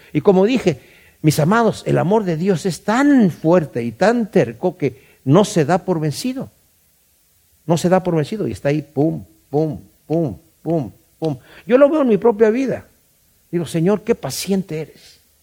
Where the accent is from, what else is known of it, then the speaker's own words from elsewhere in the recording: Querétaro, Mexico; en Querétaro, de donde yo soy